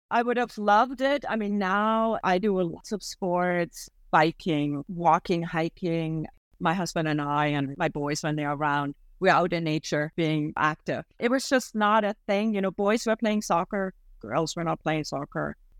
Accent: Germany; moved away as an adult; now in Canada; One of the family traditions that I really have missed is that in the area I grew up in May would be the time for white asparagus

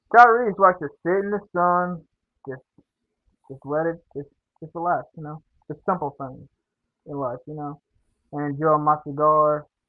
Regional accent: Center Point, Alabama, United States; I grew up around Center Point and Winona, uh, Alabama

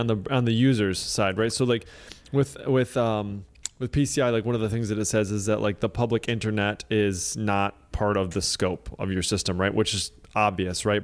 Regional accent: Michigan, United States; I grew up in Michigan

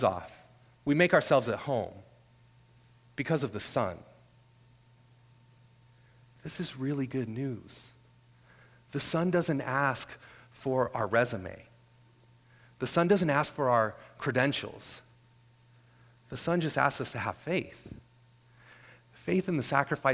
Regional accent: Northern California, United States; moved away; I'm originally from Northern California

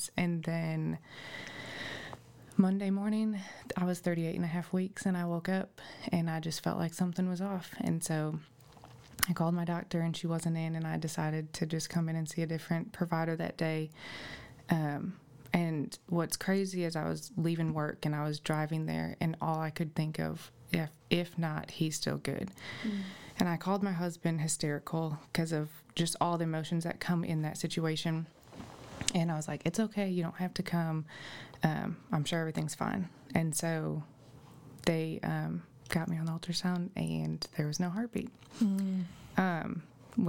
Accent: Illinois, United States; now in Greenbrier, United States; I am originally from Illinois. I moved here and met my husband at New Life

